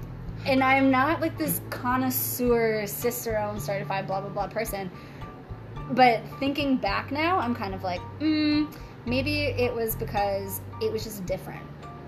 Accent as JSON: {"language": "English", "country": "United States", "moved": "as an adult", "lives_now": "Canada", "said": "being from America, I'm American"}